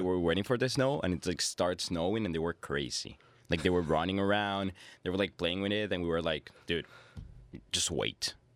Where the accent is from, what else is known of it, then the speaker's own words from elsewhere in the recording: Venezuela; also born or lived in Peru; now in Canada; I live in Venezuela. I was born in Venezuela. Then I moved to Peru for many reasons. And here I am now in Canada